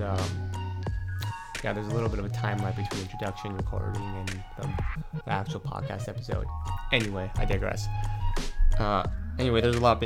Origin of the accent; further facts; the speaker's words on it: Brazil; moved away as an adult; now in Bay Area, United States; I grew up in Brazil most of my life. And then I went to Cal to study